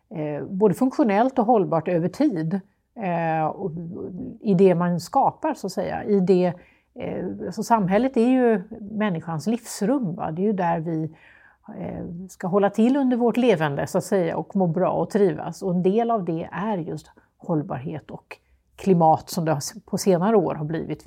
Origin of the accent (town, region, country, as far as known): Lund, Skåne, Sweden; born or raised there; now in Gothenburg, Sweden